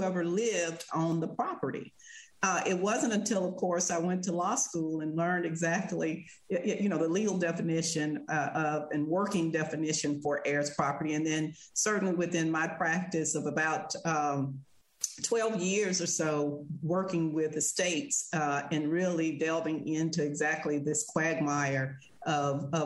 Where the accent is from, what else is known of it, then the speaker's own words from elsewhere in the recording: Verona, Mississippi, United States; I grew up in Verona on my grandfather's farm